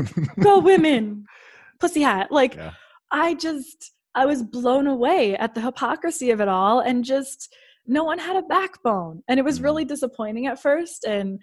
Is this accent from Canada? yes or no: yes; Canada; I'm from Canada.